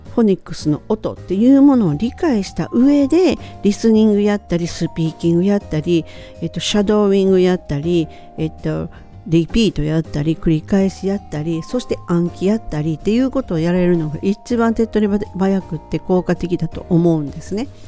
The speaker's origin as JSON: {"language": "Japanese", "country": "Japan", "tie": "born or raised there", "said": "私たちみたいに日本で生まれて日本で育って英語っていうのを第二言語として学校で学び出す"}